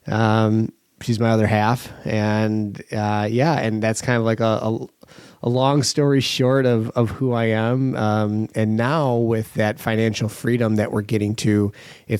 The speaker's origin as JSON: {"language": "English", "town": "Kenosha", "region": "Wisconsin", "country": "United States", "tie": "born or raised there", "also_born_or_lived": "Milwaukee", "said": "Born and raised in Kenosha. Still live here now."}